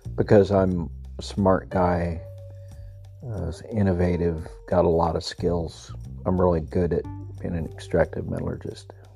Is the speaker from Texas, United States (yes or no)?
yes; El Paso, Texas, United States; moved away; I grew up in El Paso, a house with 600 square feet, four people living there